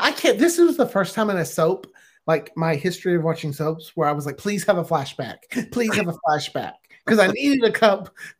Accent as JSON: {"language": "English", "region": "the South", "country": "United States", "said": "I'm from the South"}